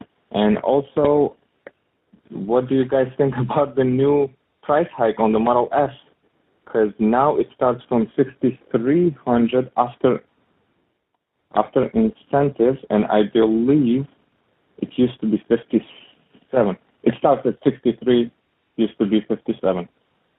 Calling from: New York City, New York, United States; I'm calling from Queens, New York.

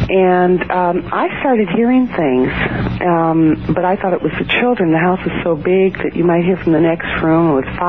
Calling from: Alameda, California, United States; Morning, from Alameda, California, right outside of San Francisco.

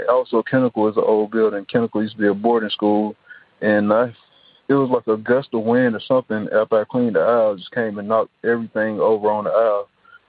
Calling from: Atlanta, Georgia, United States; I'm calling from Atlanta, Georgia.

